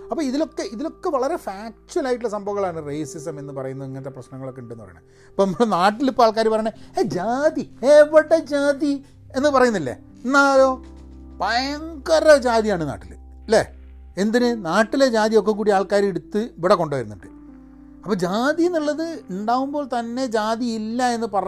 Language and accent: Malayalam; Dubai, United Arab Emirates; ഞാൻ ദുബായിൽ വളർന്നതാണ് പിന്നെ ദുബായിൽ ജോലി എടുക്കുകയാണ്